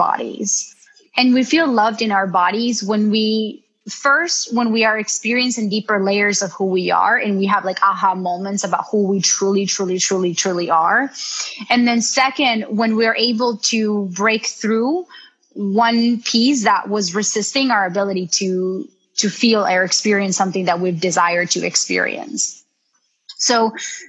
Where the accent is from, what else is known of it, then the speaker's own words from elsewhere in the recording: Colombia; I'm from Colombia